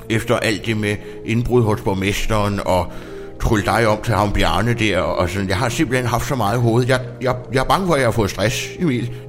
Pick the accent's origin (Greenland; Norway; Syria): Greenland; derhjemme på Grønland, ikke, der har jeg sådan en øh, julemandens julestol